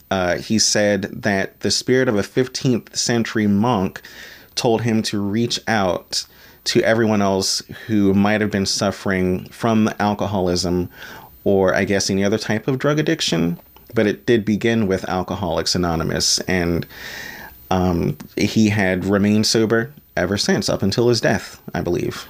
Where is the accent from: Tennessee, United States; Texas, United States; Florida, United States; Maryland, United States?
Maryland, United States; as a fellow Marylander born and bred myself